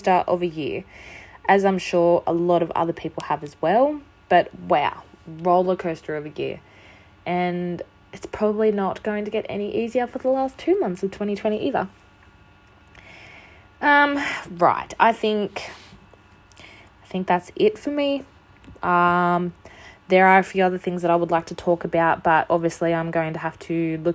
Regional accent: Australia; I'm an Australian. We don't really celebrate Halloween.

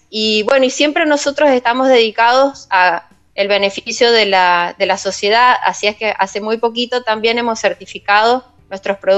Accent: Pocito, San Juan, Argentina; si bien yo soy sanjuanina y he nacido en Posito

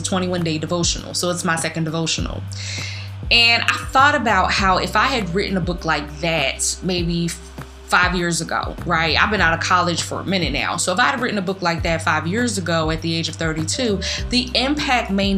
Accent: Philadelphia, Pennsylvania, United States; I'm from the School of the Hard Knocks from North Philly

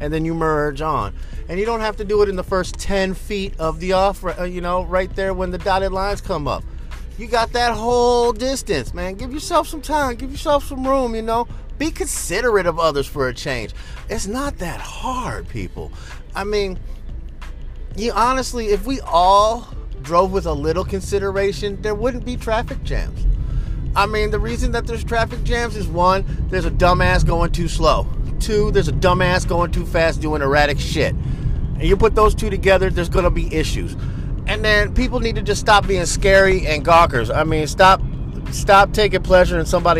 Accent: East Coast, United States; now in West Coast, United States; I come from the East Coast

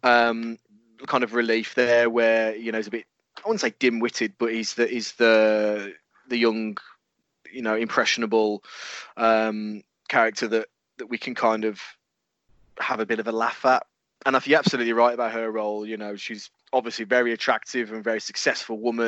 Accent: England, United Kingdom; we're English

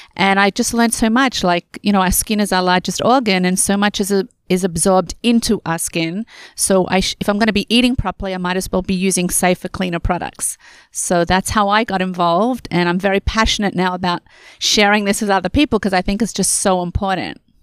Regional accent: Australia; moved away as an adult; now in Canada; I am born and raised in Australia, and I came to Canada when I got married

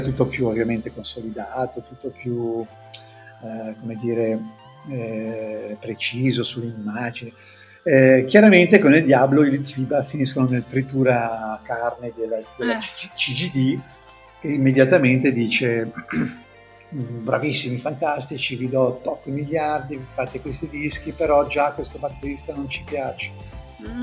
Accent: Genoa, Liguria, Italy; accent: Genoese; in genovese perché il nostro dialetto

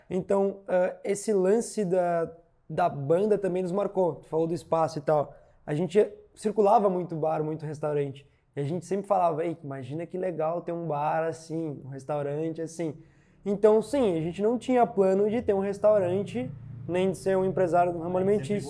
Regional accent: São Gabriel, Rio Grande do Sul, Brazil; also born or lived in Porto Alegre; em São Gabriel, que é a minha cidade natal

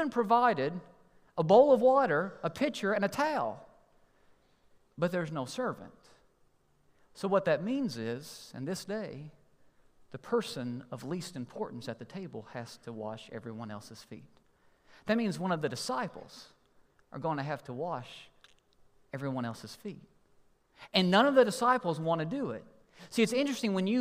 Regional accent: Kentucky, United States; I'm from Kentucky

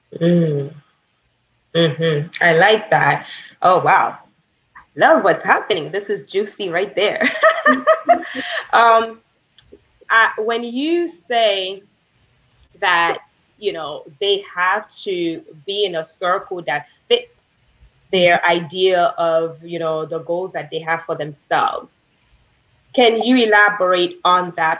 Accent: Haiti; moved away; I grew up in Haiti. I wasn't born in Haiti, but I grew up there

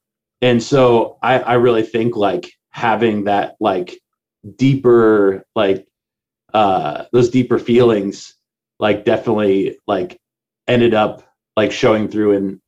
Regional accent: Lexington, Nebraska, United States; I grew up in like Lexington, Nebraska

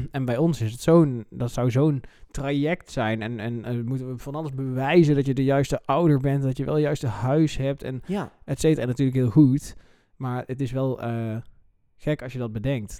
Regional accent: North Brabant, Netherlands; Ik kom natuurlijk uit Brabant

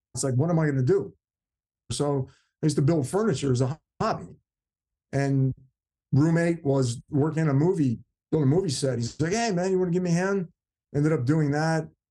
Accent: New Jersey, United States; I grew up in New Jersey, South Jersey.

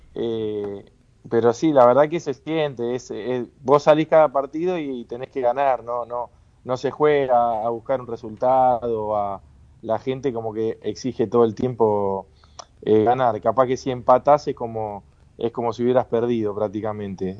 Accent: Lanús, Buenos Aires Province, Argentina; moved away as an adult; now in Turkey; Yo soy de Lanús y, mi familia está hincha de Lanús

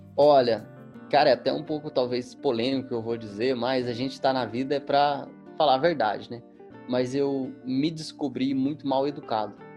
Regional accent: Minas Gerais, Brazil; Eu sou mineiro

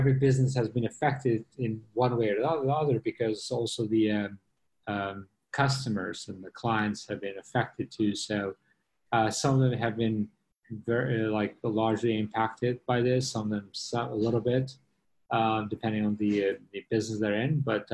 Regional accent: New York, United States; moved away as an adult; now in Singapore; I was in New York. I'm from New York

